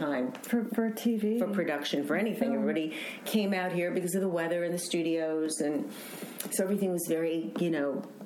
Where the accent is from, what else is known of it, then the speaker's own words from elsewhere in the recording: New York City, New York, United States; now in Los Angeles, United States; from Queens, I was born in Queens